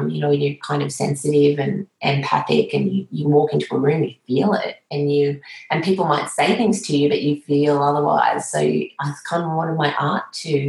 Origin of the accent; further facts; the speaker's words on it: Moree, New South Wales, Australia; also born or lived in Tamworth / Armidale; growing up in Moree, Tamworth, Armidale, where as a child you're in the landscape constantly